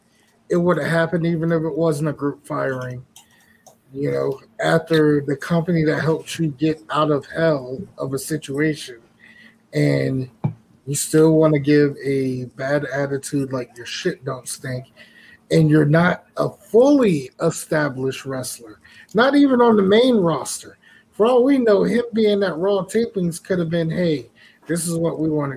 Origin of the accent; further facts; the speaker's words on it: Virginia, United States; my hometown that I live in Virginia